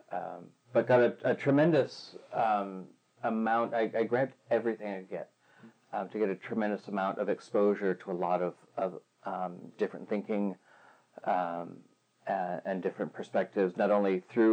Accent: Plymouth, Michigan, United States; also born or lived in Wayne, Michigan; I was born outside Detroit in the city of Wayne, in the county of Wayne. So I often say bland because Wayne is like beige. And I was adopted and grew up in Plymouth, which is not far from there.

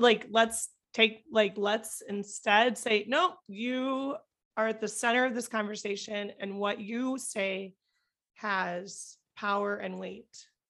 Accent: Iowa, United States; moved away; the little white farming community that I grew up in Iowa

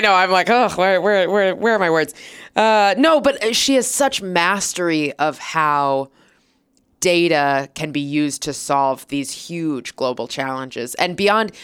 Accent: Minnesota, United States; now in New York City, United States; I'm from Minnesota originally, but I live in New York City now

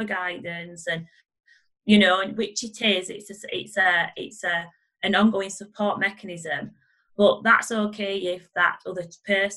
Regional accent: Barnsley, Yorkshire and the Humber, United Kingdom; I'm from Barnsley

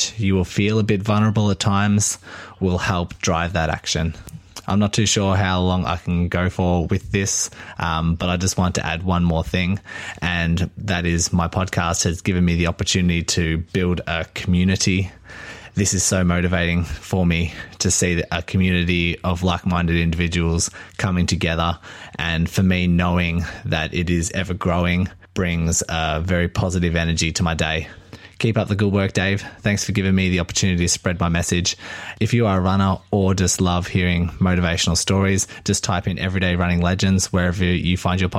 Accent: Melbourne, Victoria, Australia; I'm from Melbourne, Australia.

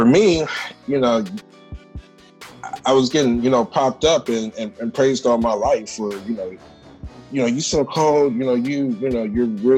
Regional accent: Cleveland, Ohio, United States; moved away as an adult; now in Chicago, United States; I'm originally from Cleveland, Ohio. I moved here to Chicago about 5 years ago.

